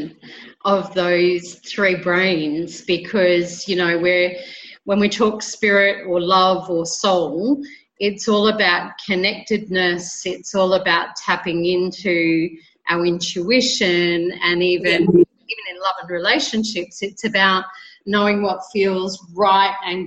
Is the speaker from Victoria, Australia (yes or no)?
no; Brisbane, Queensland, Australia; now in Colombia